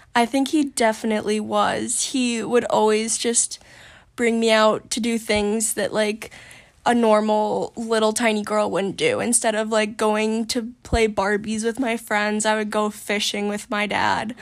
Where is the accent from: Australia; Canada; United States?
United States; Maine; also born or lived in Portland, Maine / York, Maine / Yarmouth, Maine; I've lived in Maine my whole life